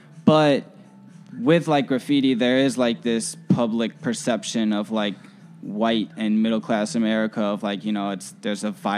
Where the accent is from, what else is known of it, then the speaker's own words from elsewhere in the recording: Schaumburg, Illinois, United States; I grew up in the suburbs, so I grew up in Schaumburg.